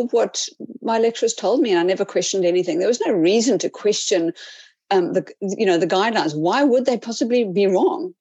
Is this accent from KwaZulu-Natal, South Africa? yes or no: no; Cape Town, Western Cape, South Africa; moved away as an adult; also born or lived in Whangarei, New Zealand; now in New Zealand; I am from South Africa, from the beautiful Cape Town